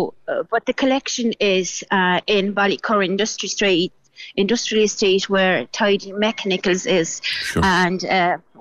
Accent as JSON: {"language": "English", "town": "Gorzów Wielkopolski", "region": "Lubusz Voivodeship", "country": "Poland", "second_language": "English", "moved": "yes", "lives_now": "Ireland", "said": "I'm from Gorzów, which is like 2 hours drive to Germany"}